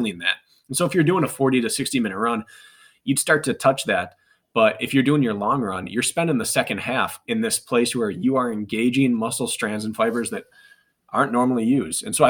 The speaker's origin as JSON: {"language": "English", "region": "Wisconsin", "country": "United States", "tie": "born or raised there", "said": "I'm from Wisconsin. So we kind of grew up doing this."}